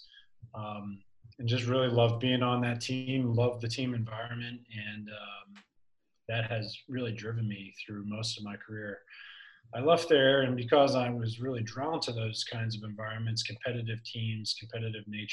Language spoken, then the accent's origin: English; Philadelphia, Pennsylvania, United States; my hometown of Philadelphia.